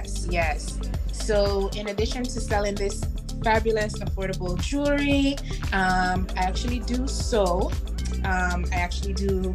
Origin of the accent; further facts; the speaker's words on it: U.S. Virgin Islands; now in Florida, United States; I am originally born and raised in the Virgin Islands here in the state of Florida.